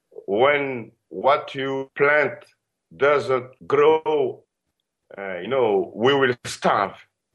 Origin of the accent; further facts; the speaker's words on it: Madagascar; I am a singer from Madagascar.